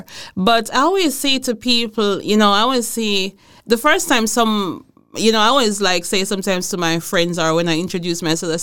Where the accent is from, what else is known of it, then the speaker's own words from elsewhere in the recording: Jamaica; moved away as an adult; also born or lived in Aarhus, Denmark / Herning, Denmark; now in Denmark; I'm from Jamaica